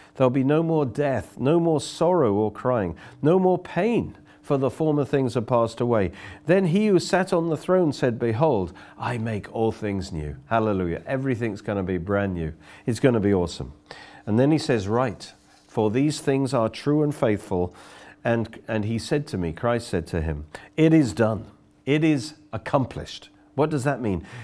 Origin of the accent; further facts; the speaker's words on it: Oxford, South East England, United Kingdom; I come from Oxford